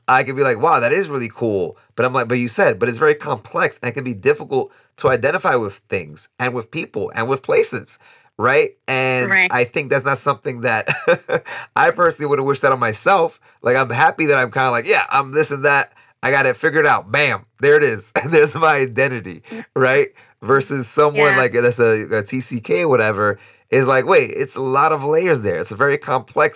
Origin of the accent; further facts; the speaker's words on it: New York, United States; now in Costa Rica; I'm born in the United States, born and raised in New York. My parents are from the Dominican Republic